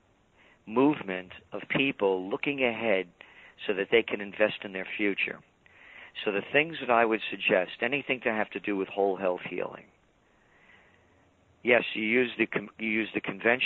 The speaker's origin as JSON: {"language": "English", "town": "New York City", "region": "New York", "country": "United States", "tie": "born or raised there", "said": "born in the Bronx"}